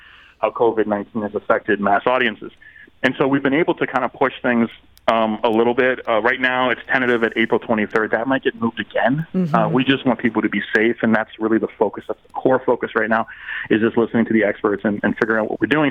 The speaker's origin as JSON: {"language": "English", "town": "Miami", "region": "Florida", "country": "United States", "tie": "born or raised there", "also_born_or_lived": "St. Louis", "moved": "yes", "said": "growing up in Miami and then being in St. Louis"}